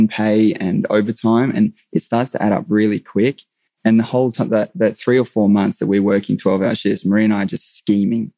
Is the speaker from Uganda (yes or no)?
no; Australia; being an Aussie guy